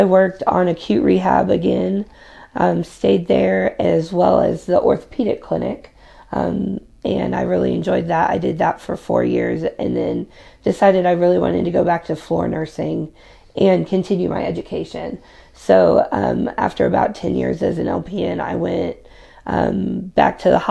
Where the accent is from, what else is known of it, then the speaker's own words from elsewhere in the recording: Jefferson City, Missouri, United States; moved away as an adult; now in Rolla, United States; I am originally from Jeff City